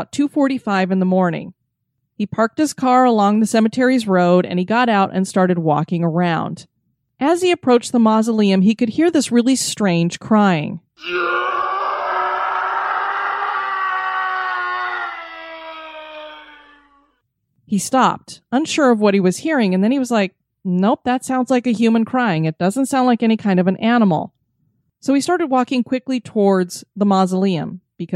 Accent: Florida, United States; my home state of Florida

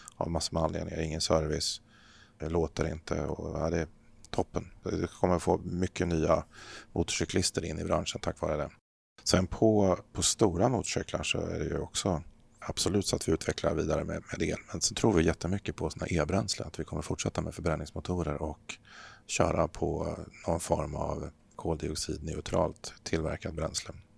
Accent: Örebro, Örebro County, Sweden; also born or lived in Eskilstuna; Jag är född i Eskilstuna men uppväxt i, utanför Örebro så att det här är mina hemtrakter.

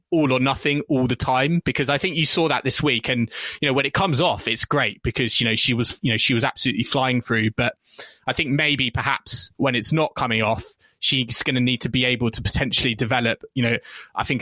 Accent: United Kingdom; we are British fans

